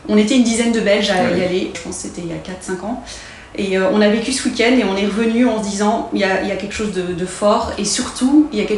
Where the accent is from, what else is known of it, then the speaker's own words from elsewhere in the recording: France; moi, en tant que française